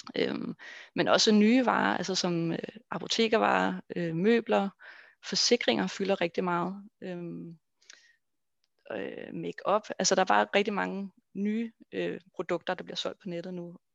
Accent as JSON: {"language": "Danish", "country": "Denmark"}